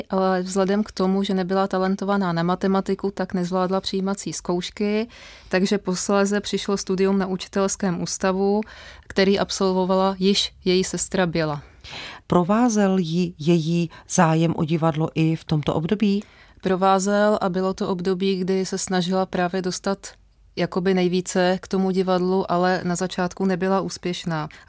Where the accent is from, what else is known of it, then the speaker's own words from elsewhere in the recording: Přelouč, Pardubice Region, Czechia; Dětství jsem prožívala v Přelouči a byly